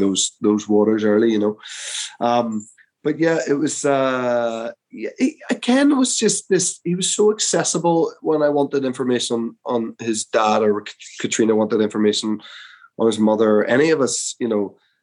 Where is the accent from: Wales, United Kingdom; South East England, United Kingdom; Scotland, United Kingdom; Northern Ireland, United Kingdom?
Northern Ireland, United Kingdom; Belfast; I'm from Belfast